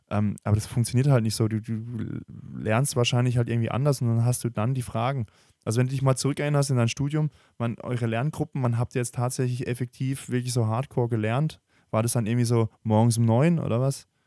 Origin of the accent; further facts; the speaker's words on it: Germany; Wir lieben ja Technologie als Deutsche.